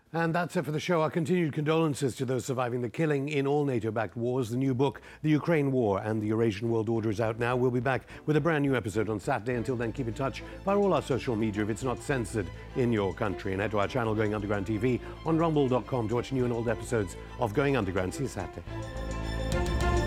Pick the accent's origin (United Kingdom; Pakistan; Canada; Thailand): United Kingdom; I am British.